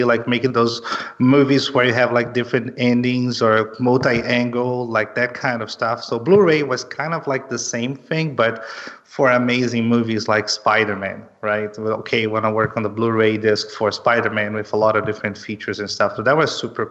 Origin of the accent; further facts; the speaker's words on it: Belém, Pará, Brazil; moved away as an adult; also born or lived in São Paulo, Brazil; now in Los Angeles, United States; I'm originally from Brazil. I'm from Belém, which is in the north of Brazil, but I lived in São Paulo 7 years before actually moving to Los Angeles.